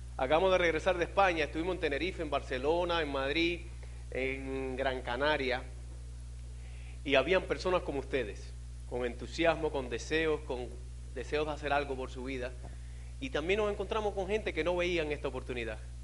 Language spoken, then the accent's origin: Spanish; Cuba; moved away as an adult; also born or lived in Miami; yo vine en balsa de Cuba